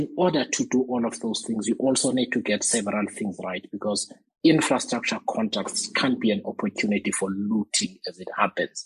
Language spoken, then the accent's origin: English; Eastern Cape, South Africa; I come from the Eastern Cape